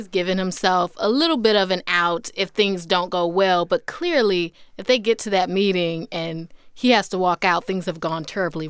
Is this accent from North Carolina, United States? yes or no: yes; North Carolina, United States; I am from North Carolina. I was born and raised there, but I went to Howard University.